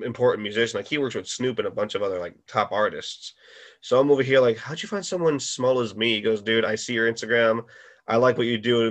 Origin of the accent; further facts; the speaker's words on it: Connecticut, United States; I'm from there too